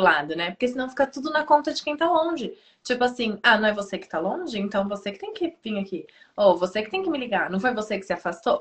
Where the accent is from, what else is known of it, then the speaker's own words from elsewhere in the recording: Piracicaba, São Paulo, Brazil; also born or lived in Bauru; eu fui para Bauru, eu sou de Piracicaba, eu fui para Bauru uma pessoa. E eu voltei cinco anos depois, outra pessoa